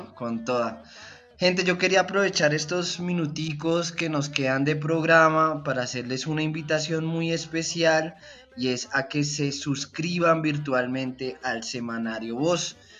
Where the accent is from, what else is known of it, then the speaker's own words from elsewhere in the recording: Bogotá, Colombia; soy un tronco bailando champeta como buen rolo